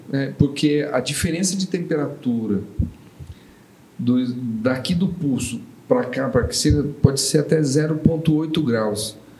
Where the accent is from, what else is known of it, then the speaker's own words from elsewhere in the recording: São Paulo, Brazil; eu sou de São Paulo